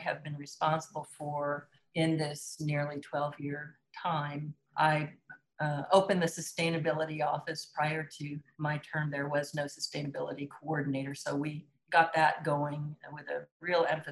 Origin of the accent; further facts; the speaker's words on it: Lawrence, Kansas, United States; moved away as an adult; also born or lived in Nashville, Tennessee; I was born and raised in Lawrence